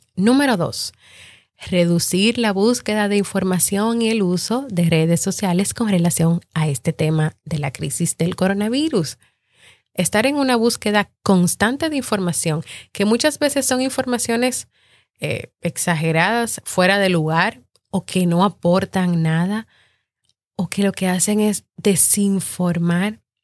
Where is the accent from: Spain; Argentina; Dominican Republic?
Dominican Republic; mi país, República Dominicana